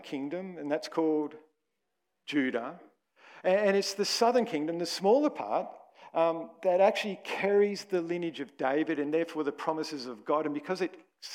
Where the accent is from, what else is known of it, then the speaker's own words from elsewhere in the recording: Australia; I'm an Aussie.